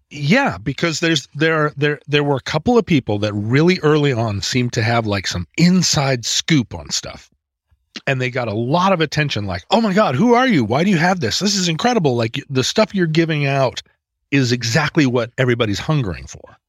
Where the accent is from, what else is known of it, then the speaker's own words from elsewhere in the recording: United States; as an American